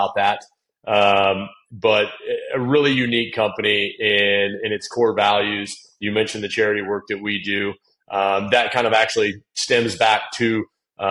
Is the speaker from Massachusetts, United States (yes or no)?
no; Indiana, United States; growing up in Indiana, was always an athlete